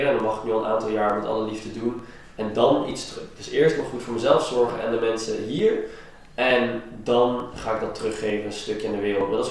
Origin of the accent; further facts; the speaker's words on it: Iran; ik kom zelf uit Iran, daar is het ook niet altijd top.